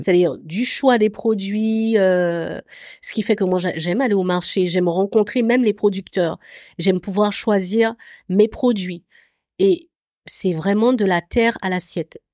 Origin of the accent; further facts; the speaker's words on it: Abidjan, Côte d’Ivoire; also born or lived in France; J'ai grandi à Abidjan. Mon cu, cursus scolaire classique, il s'est fait à, à Abidjan